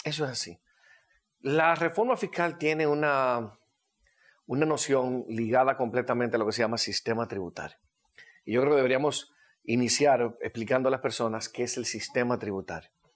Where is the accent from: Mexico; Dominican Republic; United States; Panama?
Dominican Republic; como decimos dominicanos